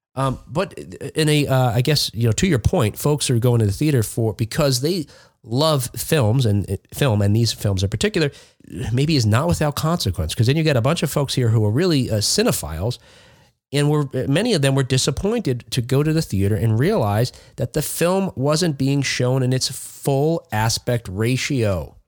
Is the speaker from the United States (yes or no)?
yes; East Coast, United States; where I grew up on the East Coast